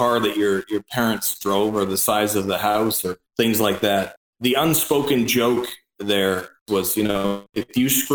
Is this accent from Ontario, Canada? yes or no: yes; Norval, Ontario, Canada; I grew up north of Oakville, Ontario, in a tiny little hamlet called Norval